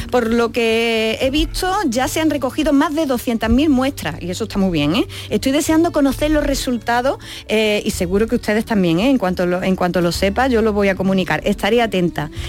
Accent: Alcaudete, Andalusia, Spain; moved away as an adult; yo, por ejemplo, yo que soy de Arcaudete, Jaén, yo no tengo el mismo acento que cuando me fui con 18 años del pueblo.

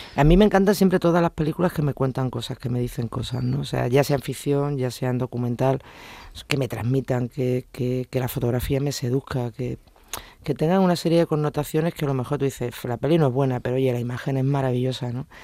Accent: Huelva, Andalusia, Spain; moved away as an adult; now in Seville, Spain; yo no soy de Sevilla, soy de Huelva, me vine aquí a hacer primero de Sevilla y primero de derecho

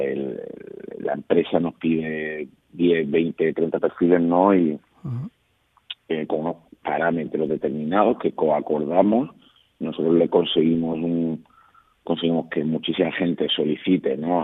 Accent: Málaga, Andalusia, Spain; moved away; el orgullo ¿no? que siento de ser malagueño

